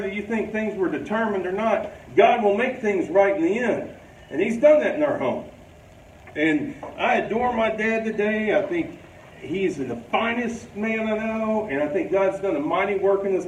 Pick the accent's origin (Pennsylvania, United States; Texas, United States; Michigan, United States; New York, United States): Texas, United States; Abernathy; I'm from Abernathy, Texas